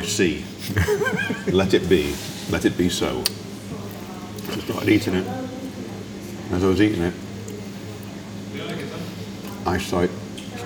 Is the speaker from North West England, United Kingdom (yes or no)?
yes; Manchester, North West England, United Kingdom; now in London, United Kingdom; when I was a kid growing up in Manchester